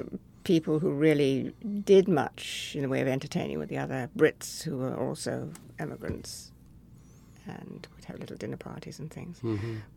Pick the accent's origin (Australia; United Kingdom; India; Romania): India; now in United States; the mimosa trees looked like the trees that I grew up with in India.